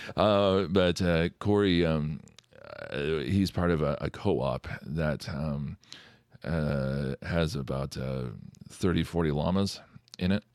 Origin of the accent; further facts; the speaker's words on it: McCall, Idaho, United States; now in Fishers, United States; Central Idaho